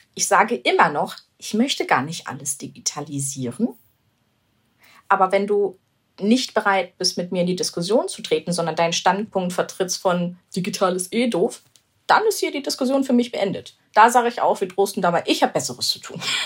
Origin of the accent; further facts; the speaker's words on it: Germany; ich bin in Deutschland geboren, mein Vater ist sogar schon hier geboren